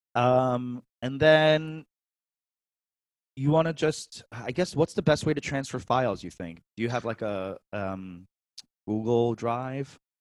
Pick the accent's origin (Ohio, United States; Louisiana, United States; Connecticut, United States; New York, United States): New York, United States; New York City; moved away as an adult; also born or lived in San Francisco, California; now in California, United States; I was born and raised in New York City